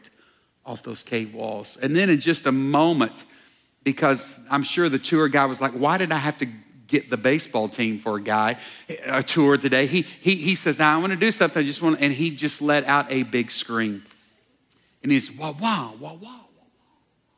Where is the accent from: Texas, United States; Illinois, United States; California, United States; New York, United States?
Texas, United States; Dallas; growing up in Dallas